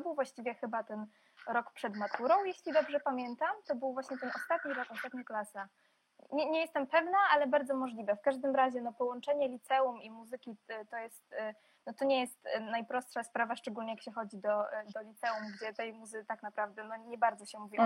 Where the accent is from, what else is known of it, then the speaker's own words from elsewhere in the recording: Poland; moved away as an adult; also born or lived in Belarus / Warsaw; now in London, United Kingdom; z pochodzenia Białorusinką, urodziłam się na Białorusi, ale całe swoje życie mieszkam w Polsce